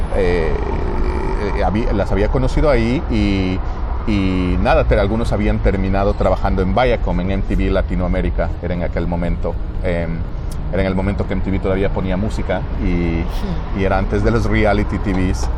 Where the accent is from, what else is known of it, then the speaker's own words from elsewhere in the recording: Quito, Pichincha, Ecuador; moved away as an adult; now in United States; yo soy de, originalmente de Quito, de Ecuador. Y nada, he estado viviendo aquí en los Estados Unidos por más o menos 17 años